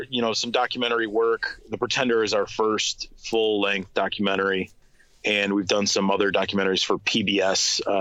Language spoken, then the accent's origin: English; Detroit, Michigan, United States; I'm from Detroit